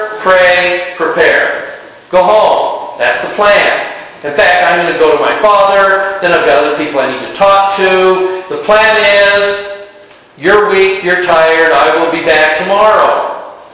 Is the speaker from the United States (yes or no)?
yes; Utah, United States; growing up in Utah, my dad, bless his heart, introduced me to General Conference